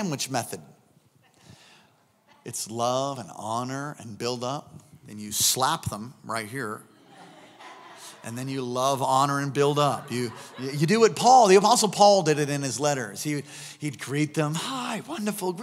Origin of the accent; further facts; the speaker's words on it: New York, United States; moved away; I was raised in New York